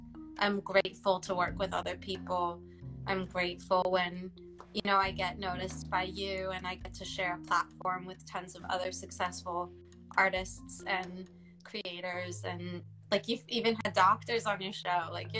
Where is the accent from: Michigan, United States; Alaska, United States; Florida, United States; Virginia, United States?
Michigan, United States; born there; also born or lived in Dayton; I feel like I'm not from Dayton originally. I was actually born in Michigan and moved military. My dad is Air Force, but I feel like I'm Dayton born and raised essentially now.